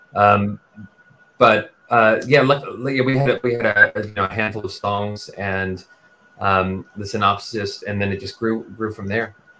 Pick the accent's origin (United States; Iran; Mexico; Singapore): United States; Texas; also born or lived in New York; now in London, United Kingdom; I grew up in Texas and then New York, and that's that's me, that's my voice.